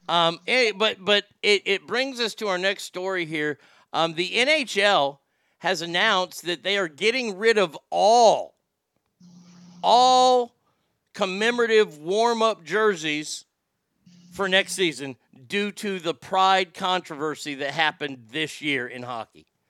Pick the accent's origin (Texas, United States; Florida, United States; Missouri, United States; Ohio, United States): Texas, United States; moved away as an adult; also born or lived in Reno / Sacramento; I lived in Reno and I lived in Sacramento for 20 plus years after growing up in Texas